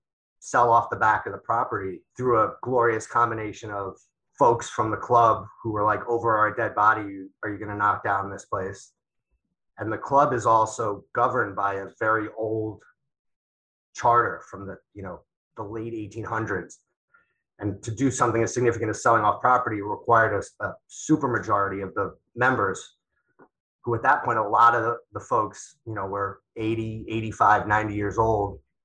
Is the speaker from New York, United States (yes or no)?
yes; Long Island, New York, United States; Growing up on Long Island